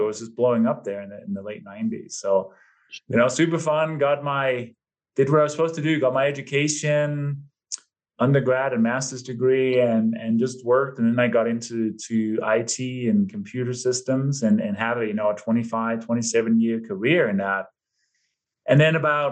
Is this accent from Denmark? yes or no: yes; Denmark; moved away as an adult; also born or lived in London, England; now in United States; given my name and my maybe slight accent, I was born and raised in Denmark. Lived there until my early 20s and then moved to London, England, I think in 93